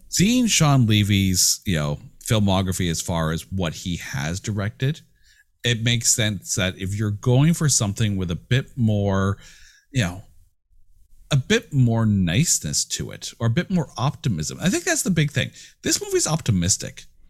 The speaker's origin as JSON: {"language": "English", "country": "Canada", "said": "I'm Canadian"}